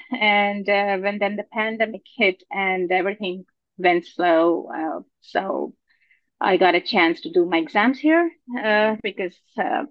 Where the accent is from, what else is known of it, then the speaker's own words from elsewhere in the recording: Pakistan; moved away as an adult; also born or lived in Malaysia / Singapore / United Kingdom / Germany; now in Canada; I'm basically from Pakistan. I did my medical school from there